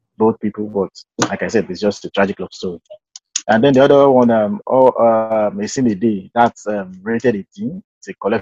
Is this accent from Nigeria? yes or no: yes; Nigeria; I'm a Nigerian.